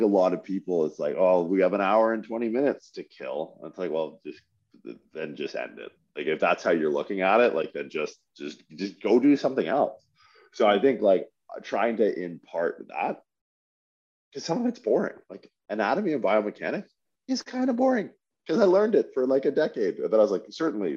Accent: Windsor, Ontario, Canada; I grew up in Windsor, Ontario

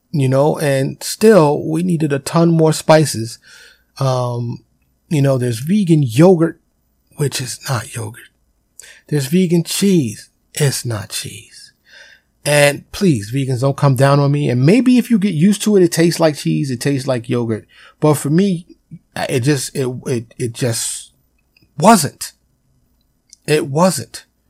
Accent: New York City, New York, United States; I was born and raised in Harlem in the South Bronx, you know, in New York City

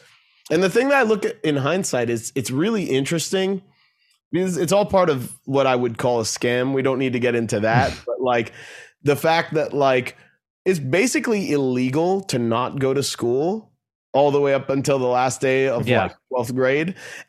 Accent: Bethesda, Maryland, United States; And growing up in Bethesda, Maryland

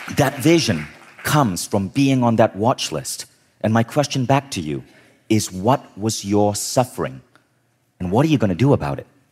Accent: Malaysia; also born or lived in United States / New York / Berkeley; now in Kuala Lumpur, Malaysia; I was born in Malaysia

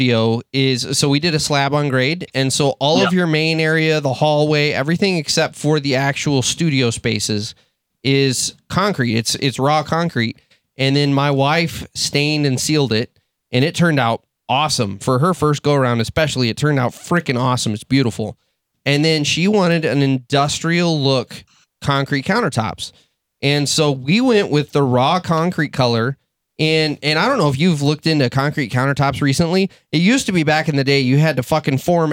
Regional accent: Texas, United States; now in Michigan, United States; I'm from Texas

